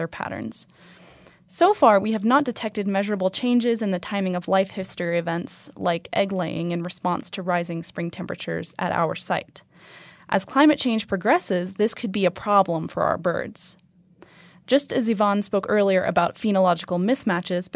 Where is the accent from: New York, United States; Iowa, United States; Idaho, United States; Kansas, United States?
Idaho, United States; Boise; moved away as an adult; now in Reno, United States; I grew up in Boise, Idaho